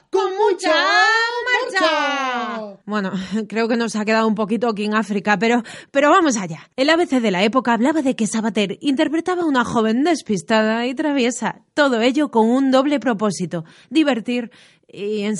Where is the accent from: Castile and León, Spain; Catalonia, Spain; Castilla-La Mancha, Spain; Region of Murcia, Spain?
Region of Murcia, Spain; Dime, ¿de dónde eres? De la Murcia.